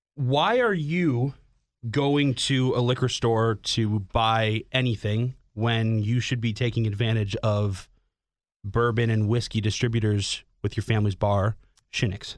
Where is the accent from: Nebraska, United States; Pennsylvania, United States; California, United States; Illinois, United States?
Illinois, United States; Schaumburg; now in Chicago, United States; growing up in frickin' Schaumburg, like, Northwest Burbs